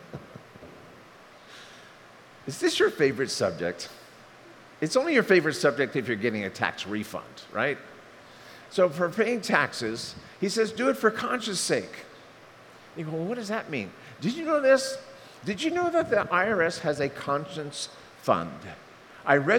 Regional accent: Bowie, Maryland, United States; born or raised there

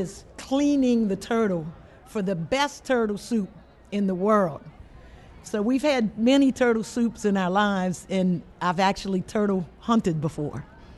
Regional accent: South Louisiana, United States; I'm from South Louisiana. I grew up on the bayou

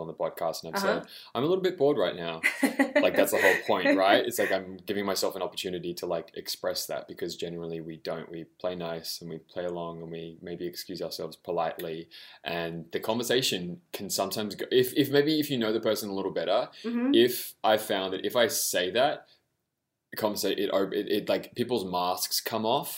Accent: Australia; I'm Australian

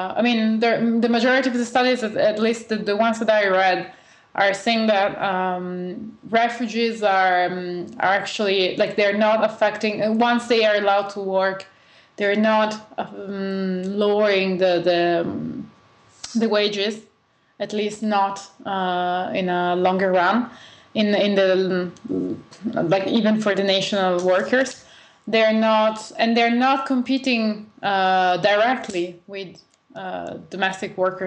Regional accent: Bologna, Emilia-Romagna, Italy; I actually went to one in Bologna, my hometown

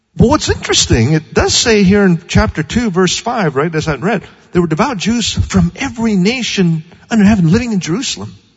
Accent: Kuala Lumpur, Malaysia; now in Pasadena, United States; I was born in Malaysia

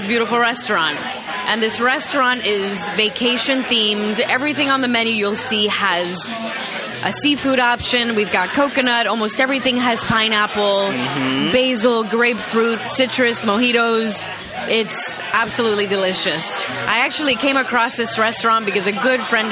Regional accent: New York, United States; also born or lived in Dominican Republic; I was born in Dominican Republic, and I came over to New York by way of Washington Heights, like every other good Dominican out there

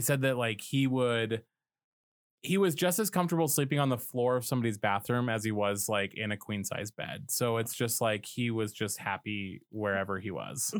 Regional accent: Colorado, United States; Colorado, which is my home state

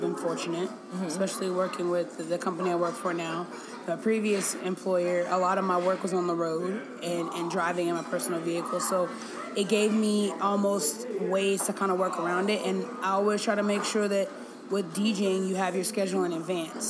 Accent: Nashville, Tennessee, United States; I'm from Nashville, Tennessee

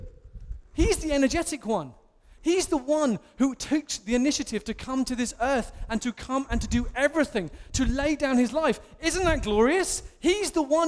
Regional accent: England, United Kingdom; as an Englishman

